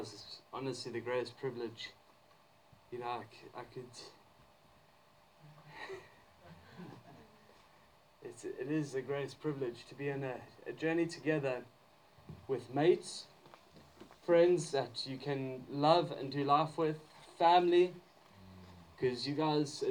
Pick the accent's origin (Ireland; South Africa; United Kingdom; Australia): South Africa; moved away; I grew up in South Africa